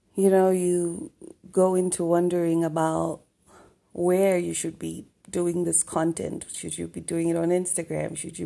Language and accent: English; Zambia; now in South Africa; I am in South Africa right now. I was born in Zambia.